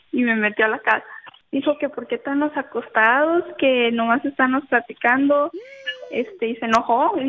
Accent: United States; born there; somos del mismo pueblito, nomás que yo nací en los Estados Unidos y cuando iba de vacaciones, pues yo de allí lo conocía, pero me quedé un año en México

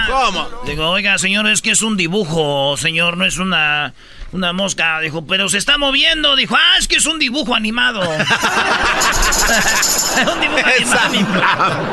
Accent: Puebla, Mexico; De Puebla.

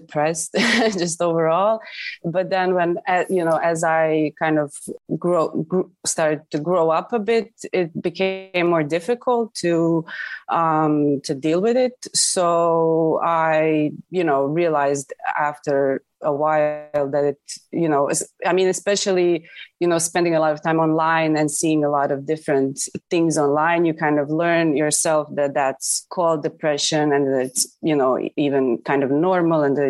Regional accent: Zadar, Zadar County, Croatia; also born or lived in Zagreb, Croatia; I'm from Zadar, Croatia.

